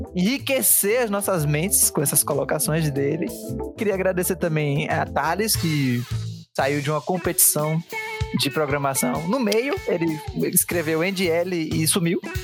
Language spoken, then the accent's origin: Portuguese; Santos, São Paulo, Brazil; sou das ruas, sou de Santos